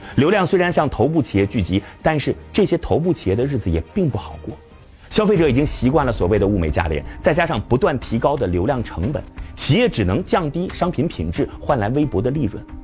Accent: Shaanxi, China; 我的老家陕西

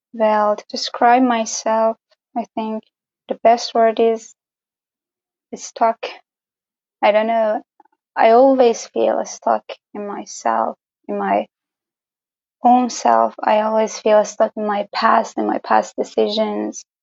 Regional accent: Gorgan, Golestan, Iran; from Iran, obviously, but I don't live in the famous Tehran or the other cities. I live in the north of Iran in the small town or city, I don't know, a small town called Gorgan

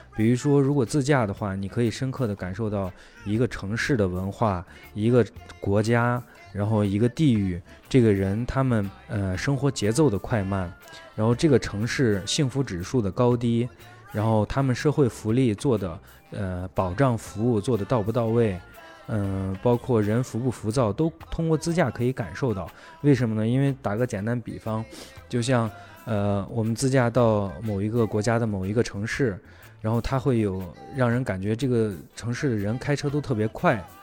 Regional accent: China; 我们是中国的

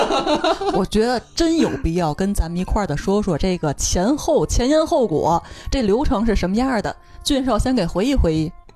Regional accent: Tianjin, China; now in Beijing, China; 我作为天津人

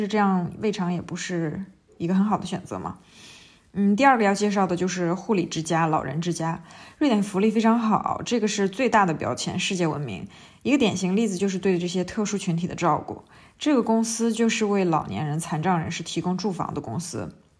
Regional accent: China; 我们中国人

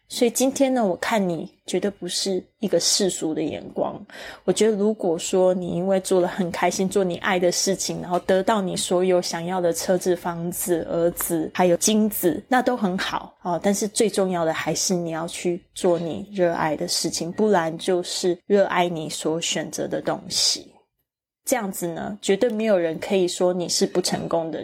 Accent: Kaohsiung, Taiwan; moved away; 第一个地方呢，是我出生的地方。但是很好玩的是，我已经， 我有二十年的时间没有住在高雄的时间

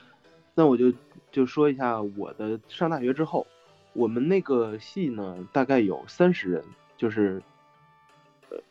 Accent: Northeast China, China; 因为我是一个东北人，我还真的占便宜了，因为我家乡的教学质量不好，所以有我发挥的空间。

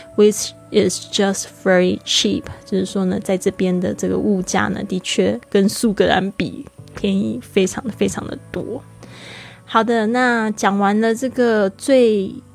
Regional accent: Kaohsiung, Taiwan; 非常珍惜我们的城市

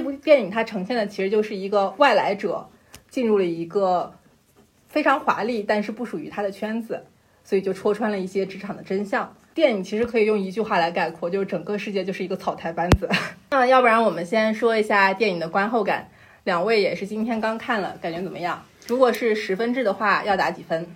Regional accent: Shanxi, China; 我是山西人

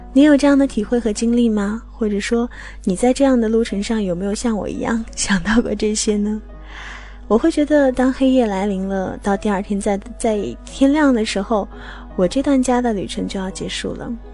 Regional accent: Qinghai-Tibet Plateau, China; now in Hangzhou, China; 我的家乡来自于青藏高原

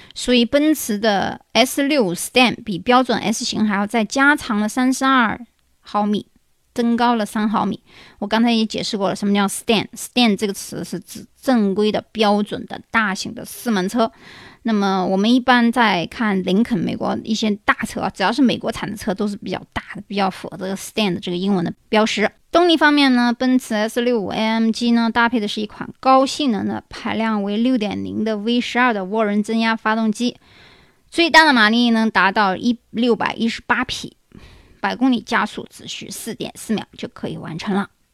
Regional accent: China; 所以它的说法和我们中国人说法是肯定不一样的。

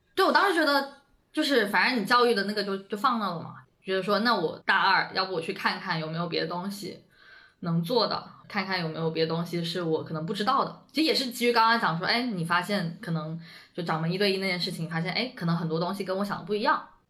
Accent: Shenzhen, Guangdong, China; moved away as an adult; now in Beijing, China; 我其实一直都在深圳嘛，我在深圳出生，长大嗯。读书，然后也没有接触过北京

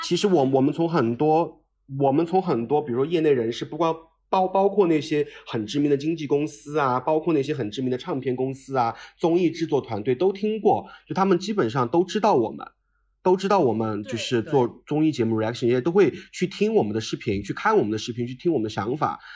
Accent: Chengdu, Sichuan, China; also born or lived in Beijing; 因为我是成都人

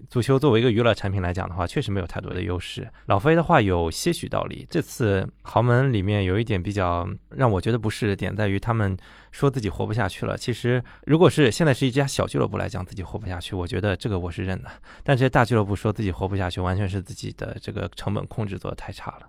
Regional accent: China; 我们中国人

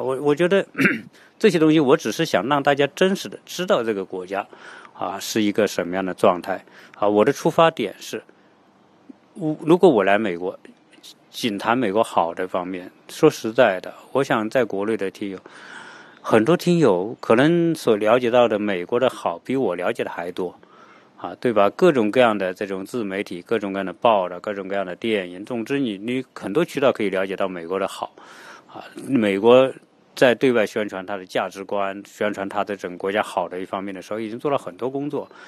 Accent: China; 包括给我们中国人的印象

